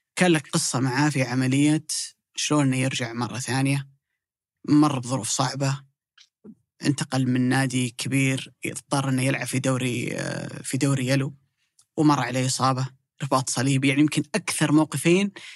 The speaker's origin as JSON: {"language": "Arabic", "country": "Saudi Arabia", "said": "عندنا في السعودية"}